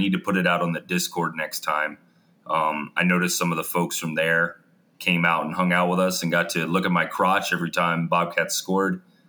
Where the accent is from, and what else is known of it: North Carolina, United States; born or raised there; moved away